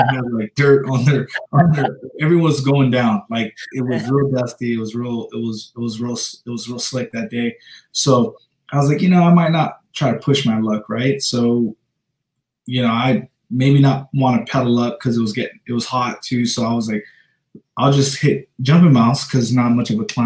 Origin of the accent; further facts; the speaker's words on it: Dededo, Guam; moved away; So I'm from Guam, you know, Dedero, Guam. I'm proud of where I'm from. Gives me humble, you know, my upbringing was very humble.